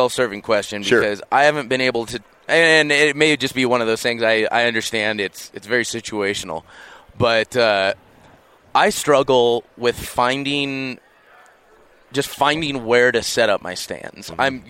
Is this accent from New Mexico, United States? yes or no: no; Los Angeles, California, United States; moved away; I'm from Los Angeles originally